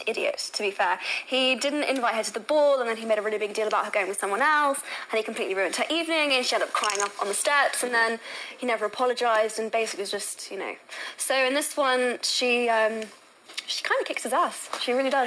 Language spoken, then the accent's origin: English; England, United Kingdom; accent: English; I hate my English accent